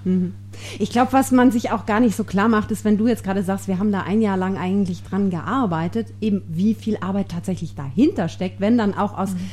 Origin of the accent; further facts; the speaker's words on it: Germany; now in South Tyrol, Italy; ich komme aus Deutschland